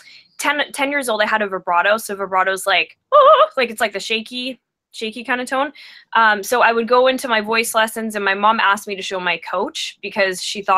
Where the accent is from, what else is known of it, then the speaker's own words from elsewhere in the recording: Vancouver, British Columbia, Canada; I'm from Vancouver, British Columbia, and I am a singer-songwriter.